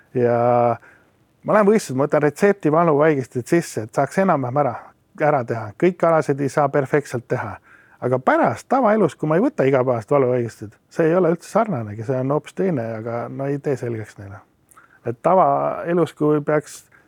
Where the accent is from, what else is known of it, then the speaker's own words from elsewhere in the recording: Estonia; also born or lived in Australia; ma olen ju eestlane